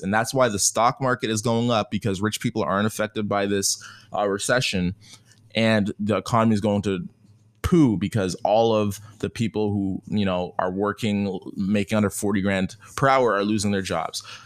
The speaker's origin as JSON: {"language": "English", "country": "Canada", "said": "I'm Canadian"}